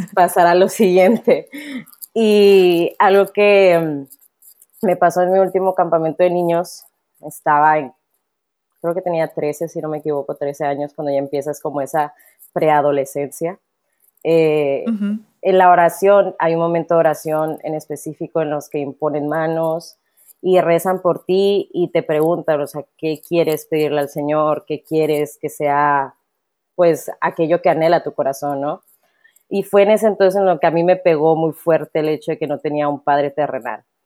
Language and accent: Spanish; Monterrey, Nuevo León, Mexico; accent: norteño; soy de aquí, de Monterrey, eh, soy regia totalmente